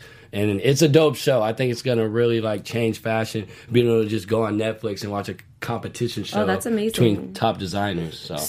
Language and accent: English; Indianapolis, Indiana, United States; also born or lived in Washington, D.C.; now in Los Angeles, United States; Originally, I'm from Indianapolis, Indiana.